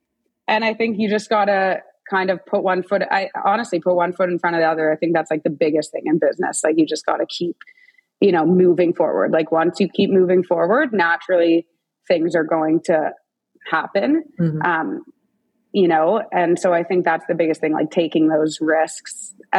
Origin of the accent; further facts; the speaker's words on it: Toronto, Ontario, Canada; But I use my family a lot. Like we're all from Toronto.